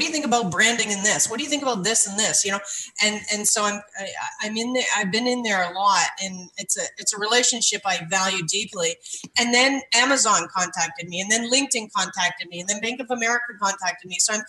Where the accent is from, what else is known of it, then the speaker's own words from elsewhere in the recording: Canada; Yeah, I'm Canadian, and Canadians apparently too.